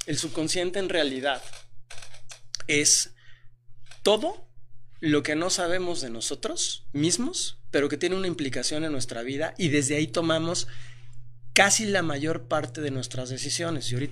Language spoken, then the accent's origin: Spanish; Mexico; tengo 43 años, este, soy mexicano